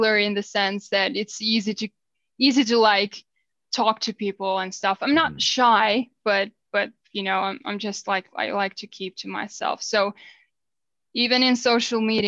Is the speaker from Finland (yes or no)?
yes; Finland; first language Finnish; English is a second language